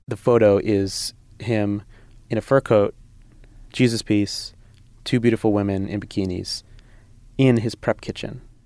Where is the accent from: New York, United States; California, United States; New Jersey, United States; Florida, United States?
New Jersey, United States; now in Brooklyn, United States; I'm from Jersey